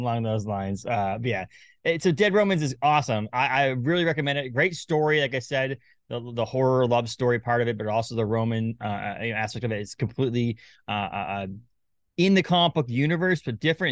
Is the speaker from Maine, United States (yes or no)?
yes; Maine, United States; also born or lived in Massachusetts / New Hampshire; I live in Maine most of my life, a little bit of Massachusetts, New Hampshire